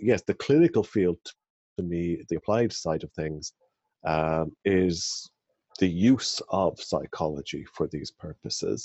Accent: Ireland; So I'm from Ireland, and I was born and raised in Ireland

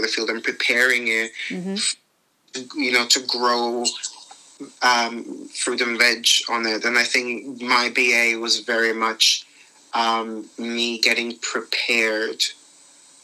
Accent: Limassol, Limassol District, Cyprus; moved away as an adult; now in London, United Kingdom; I was born in Limassol, Cyprus in 1992. I had a very nice upbringing by the sea

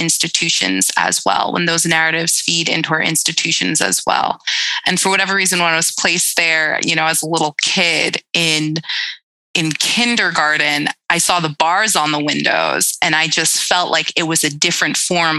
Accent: Brentwood, New York, United States; I grew up on Long Island

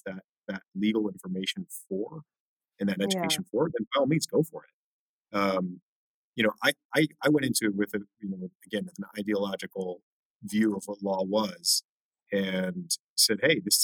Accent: Orange County, California, United States; I'm from Orange County, California.

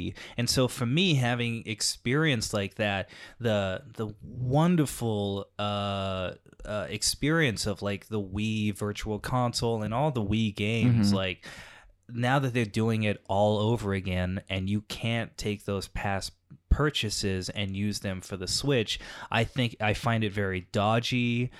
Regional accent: Texas, United States; so, like, growing up in Texas, nothing to do.

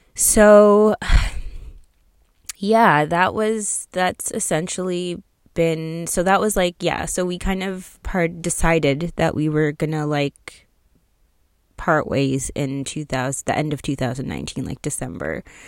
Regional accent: outside of Toronto, Ontario, Canada; I'm from Canada, so for those of you who don't know, I was born in Toronto, raised outside of Toronto

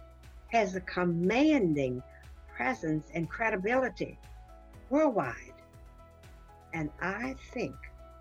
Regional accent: New Orleans, Louisiana, United States; I grew up in New Orleans, Louisiana, the Deep South, under rigid segregation

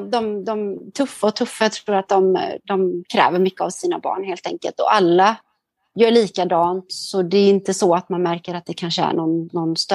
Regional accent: Sweden; now in Singapore; tidsskillnad gör att det blir är lite svårt att hålla kontakten och allt sånt med, med människor hemma i Sverige.

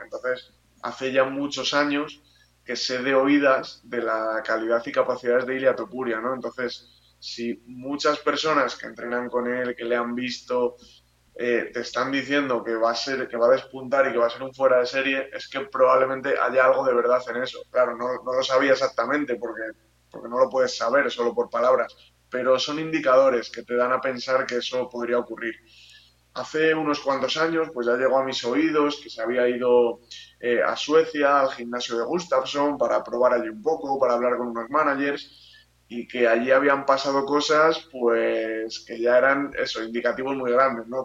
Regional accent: Spain; como aficionado español

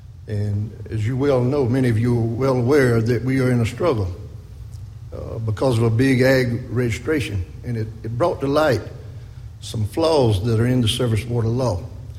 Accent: Wagener, South Carolina, United States; I'm from down in a little town called Wagner in the Edisto region. And I have no other credentials to put me here other than I was born and raised in the Edisto River.

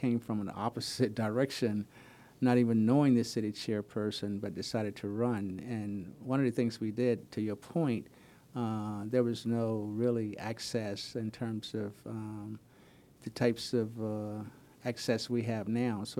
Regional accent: Palm Beach County, Florida, United States; now in Wilmington, United States; I grew up in Palm Beach County, Florida.

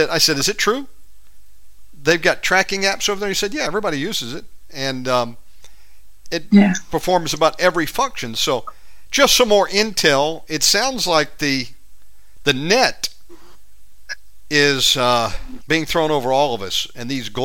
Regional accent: United States; I'm an American

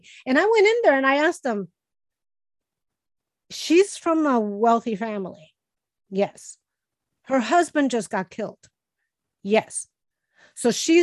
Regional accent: Chicago, Illinois, United States; I grew up poor in Chicago

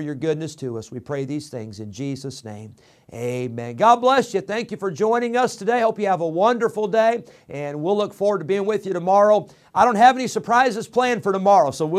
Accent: Illinois, United States; moved away as an adult; also born or lived in California; I grew up in Illinois

